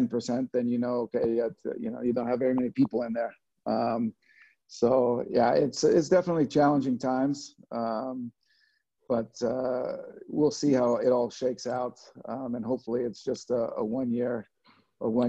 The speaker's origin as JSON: {"language": "English", "town": "Los Angeles", "region": "California", "country": "United States", "tie": "born or raised there", "also_born_or_lived": "Scotland", "lives_now": "North Carolina, United States"}